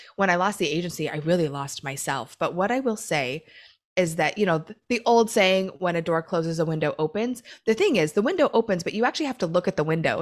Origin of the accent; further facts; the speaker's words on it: Oregon, United States; now in Southern California, United States; I grew up in Oregon.